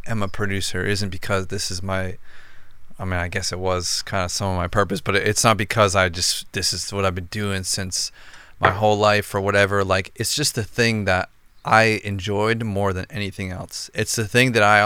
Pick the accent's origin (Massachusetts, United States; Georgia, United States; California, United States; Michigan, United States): Massachusetts, United States; outside of Boston; where I'm from outside of Boston